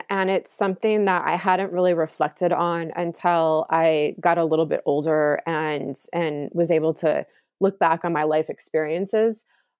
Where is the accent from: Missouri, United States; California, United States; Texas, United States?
California, United States; also born or lived in Chicago; Well, I was born in Chicago, but I don't remember living there. And then right, others will say, well, wherever you spent your childhood, your formidable childhood years, that was California, but we don't have family there and I haven't been there in a very long time.